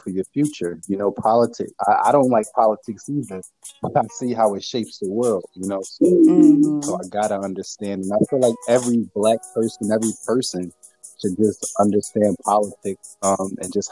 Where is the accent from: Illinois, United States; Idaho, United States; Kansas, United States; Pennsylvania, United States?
Pennsylvania, United States; Philadelphia; moved away as an adult; now in Washington, D.C., United States; growing up in Southwest Philadelphia, then the city of Philly, all the way to, you know, me getting to the government and moving to D.C.